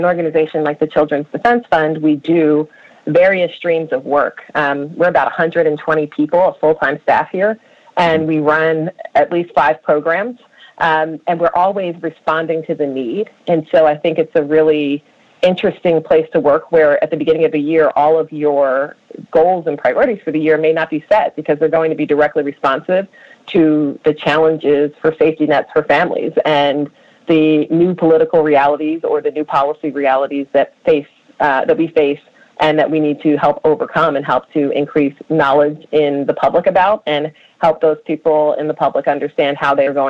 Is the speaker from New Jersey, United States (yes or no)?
no; Philadelphia, Pennsylvania, United States; I grew up in Philadelphia's public schools